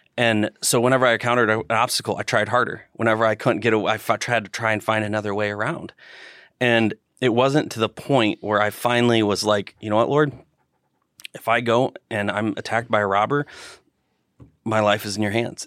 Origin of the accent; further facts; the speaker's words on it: Northern Indiana, United States; Northern Indiana